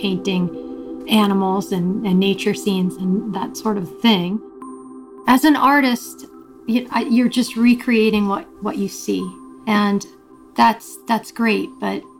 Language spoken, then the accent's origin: English; Long Island, New York, United States; moved away as an adult; I grew up on Long Island, outside of New York City